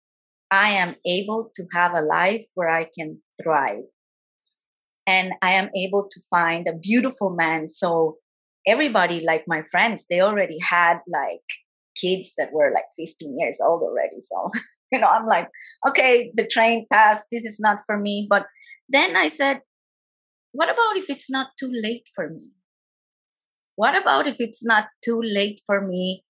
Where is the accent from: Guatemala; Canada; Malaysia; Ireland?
Guatemala; I am from Guatemala